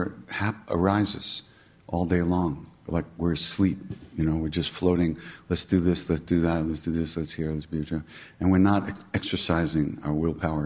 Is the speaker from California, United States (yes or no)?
no; New York, United States; I'm from New York